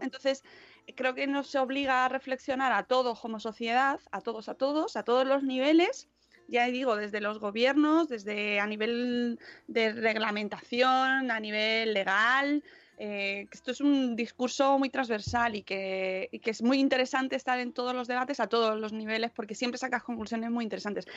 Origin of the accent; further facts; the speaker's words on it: Spain; así somos los españoles